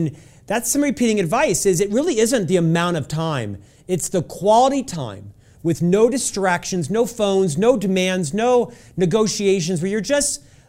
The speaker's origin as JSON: {"language": "English", "region": "Florida", "country": "United States", "moved": "yes", "lives_now": "Utah, United States", "said": "He really took on a father figure for me when I moved from Florida and came to Utah."}